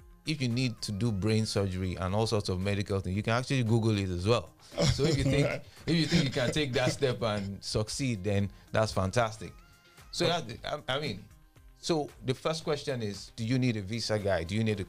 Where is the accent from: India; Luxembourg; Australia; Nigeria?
Nigeria; I grew up in Larry from about 1991